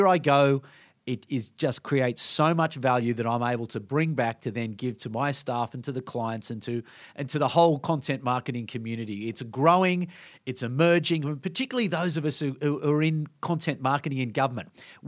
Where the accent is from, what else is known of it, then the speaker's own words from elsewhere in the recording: Canberra, Australian Capital Territory, Australia; I come from Canberra, so people sort of think the same thing about Canberra.